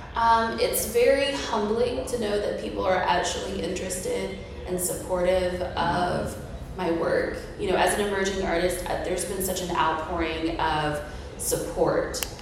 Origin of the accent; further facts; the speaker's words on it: Ocala, Florida, United States; I was born and raised in Ocala. I'm actually like fifth generation Ocala.